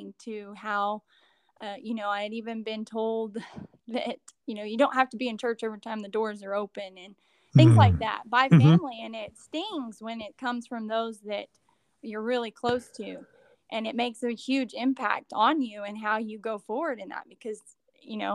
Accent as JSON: {"language": "English", "region": "southeastern New Mexico", "country": "United States", "tie": "born or raised there", "said": "I grew up in New Mexico, southeastern New Mexico"}